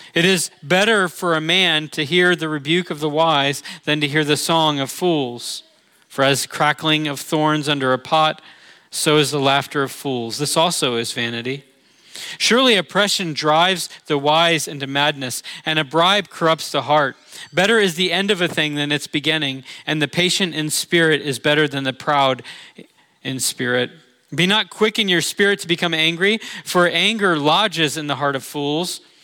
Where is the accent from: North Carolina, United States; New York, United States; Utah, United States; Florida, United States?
Florida, United States; Orlando; moved away; I'm from Orlando